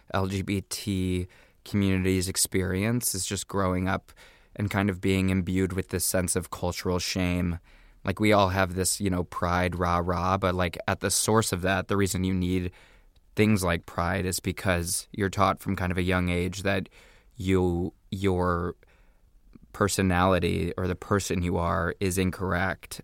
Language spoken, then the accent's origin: English; Indiana, United States; I'm from Indiana, mm-hmm. from this kind of small town in Indiana